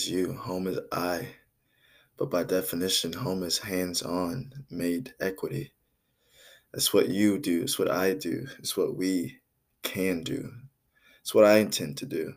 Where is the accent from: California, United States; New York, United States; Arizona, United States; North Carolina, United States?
New York, United States; New York City; I was born in Brooklyn, New York, United States of America in 1996